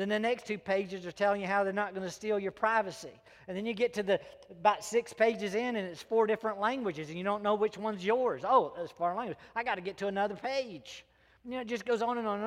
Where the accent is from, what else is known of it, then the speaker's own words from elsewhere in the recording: South Carolina, United States; I was born and raised in South Carolina